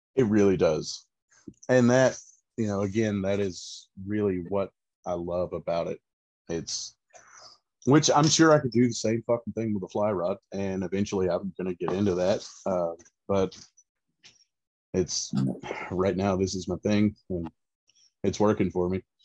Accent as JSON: {"language": "English", "region": "Central Florida", "country": "United States", "moved": "as an adult", "lives_now": "East Tennessee, United States", "said": "I am originally from Florida, uh, Central Florida specifically, um, and I, have grown up fishing"}